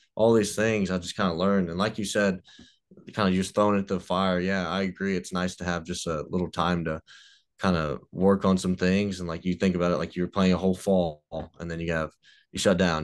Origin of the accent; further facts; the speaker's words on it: Mississippi, United States; I'm not redneck, but I'm from Mississippi